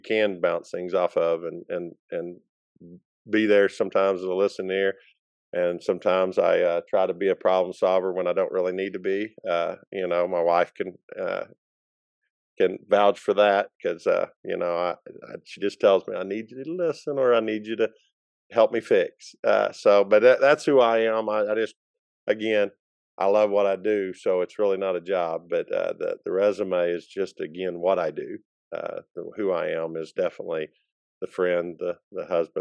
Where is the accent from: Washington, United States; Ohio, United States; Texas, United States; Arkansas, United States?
Arkansas, United States; Lincoln; I've lived here all my life